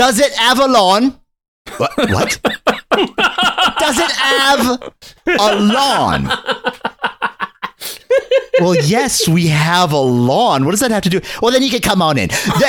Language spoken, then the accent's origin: English; England, United Kingdom; Oh, yeah, me. Although I am English, too.